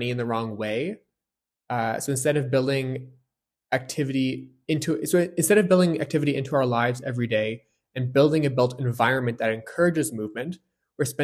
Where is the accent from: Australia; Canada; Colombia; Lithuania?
Canada; Fredericton, New Brunswick; moved away; my hometown of Fredericton, New Brunswick